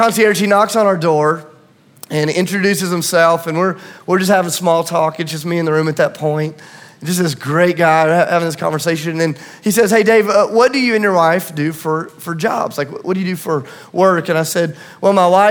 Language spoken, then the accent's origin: English; Tennessee, United States; I'm from Tennessee